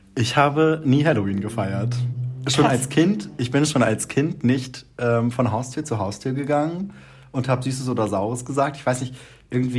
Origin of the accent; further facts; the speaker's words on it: Lower Saxony, Germany; moved away as an adult; now in Mannheim, Germany; bei uns äh, in Niedersachsen oder bei uns, wo ich aufgewachsen bin